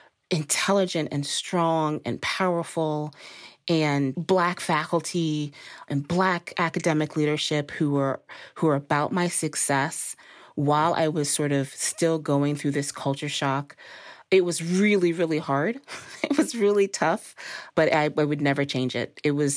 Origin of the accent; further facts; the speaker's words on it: Dominican Republic; also born or lived in Costa Rica / Thailand / Belgium; So I grew up in the Dominican Republic, Costa Rica, Thailand, and Belgium.